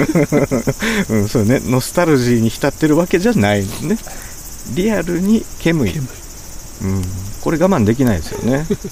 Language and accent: Japanese; Kansai, Japan; 僕は関西出身なんですけど